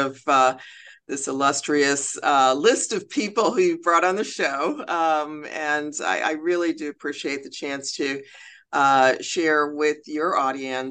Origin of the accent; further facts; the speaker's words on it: Chicago, Illinois, United States; I'm from Chicago